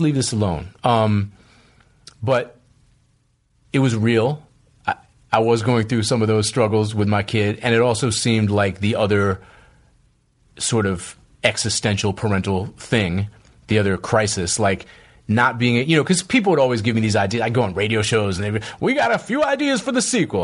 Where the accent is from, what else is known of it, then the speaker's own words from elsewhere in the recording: Boston, Massachusetts, United States; moved away as an adult; also born or lived in New York / West Coast; I grew up in Boston, which is a very segregated city